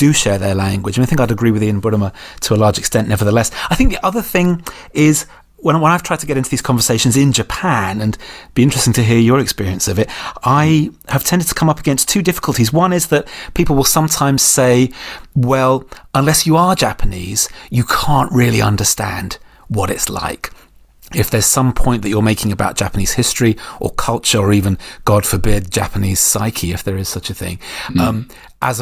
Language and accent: English; United Kingdom; as Brits